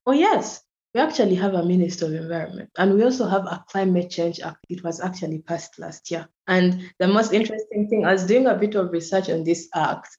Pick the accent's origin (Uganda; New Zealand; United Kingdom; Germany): Uganda; also born or lived in Kampala; I'm from Uganda and I currently live in Uganda, in Kampala